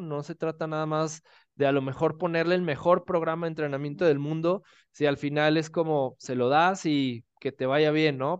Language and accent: Spanish; Guadalajara, Jalisco, Mexico; now in Mexico City, Mexico; yo soy de Guadalajara, actualmente vivo en Ciudad de México